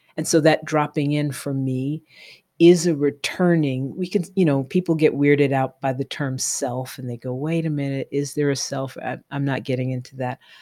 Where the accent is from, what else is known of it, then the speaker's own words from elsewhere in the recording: New York City, New York, United States; also born or lived in Flatbush, Brooklyn; I grew up in Tribeca in New York